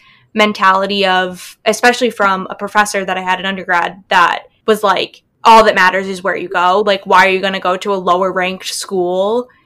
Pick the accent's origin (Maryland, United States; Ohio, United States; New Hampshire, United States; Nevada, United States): New Hampshire, United States; Southern; I'm from Southern New Hampshire.